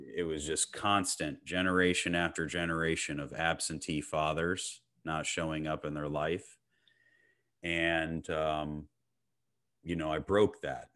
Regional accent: Clearwater, Florida, United States; I was born and raised in Clearwater, Florida

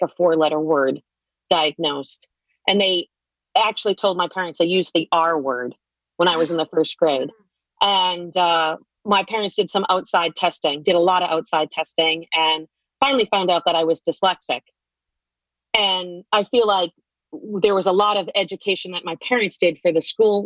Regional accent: Boston, Massachusetts, United States; moved away as an adult; now in Connecticut, United States; I'm really proud that I'm from Boston

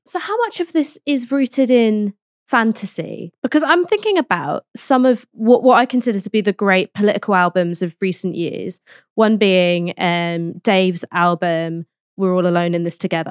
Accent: London, United Kingdom; I grew up in London, I studied in London, I've stayed in London

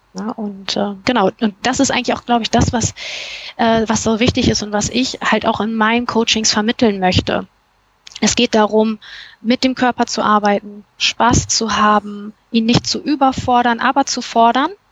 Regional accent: Cologne, North Rhine-Westphalia, Germany; ich komme aus Köln

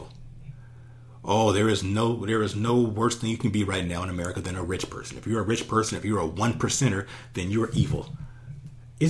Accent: Los Angeles, California, United States; I grew up in Los Angeles

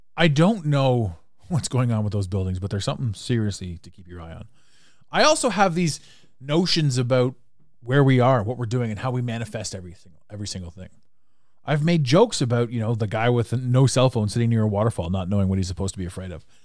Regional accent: Canada; accent: Canadian; now in Toronto, Canada

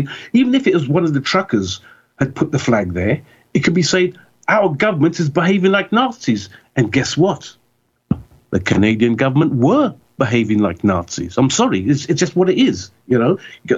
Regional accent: United Kingdom

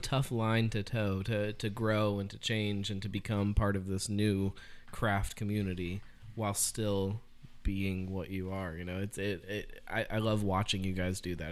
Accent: Cincinnati, Ohio, United States; also born or lived in Fairfield, Ohio; I'm from Cincinnati

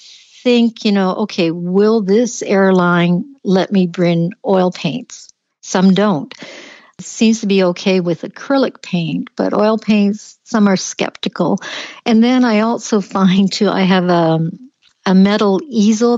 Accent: Canada; being typical Canadian

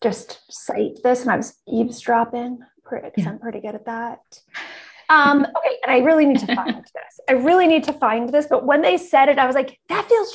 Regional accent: Canada; I'm Canadian

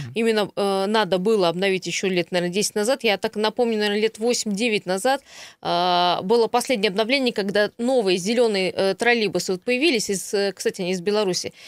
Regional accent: Krasnoyarsk, Krasnoyarsk Krai, Russia; сам как красноярец

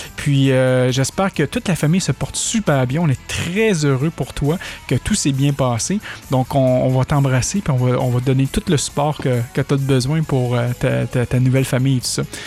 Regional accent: Quebec, Canada; accent: québécois; mon accent québécois

